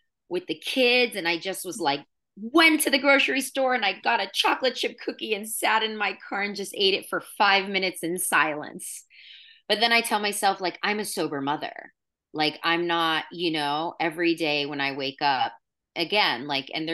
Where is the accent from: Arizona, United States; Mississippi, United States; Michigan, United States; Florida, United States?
Florida, United States; also born or lived in New York / California; now in San Luis Obispo, United States; I'm from Florida